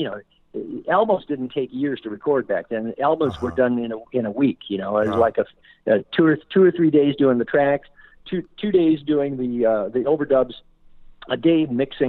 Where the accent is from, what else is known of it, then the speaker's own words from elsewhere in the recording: Flint, Michigan, United States; We grew up in Flint listening to WAMM